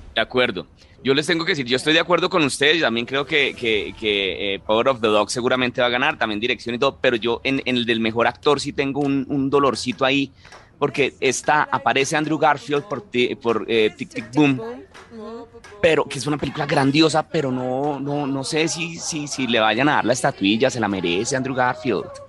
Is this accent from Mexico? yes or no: no; Colombia; yo como colombiano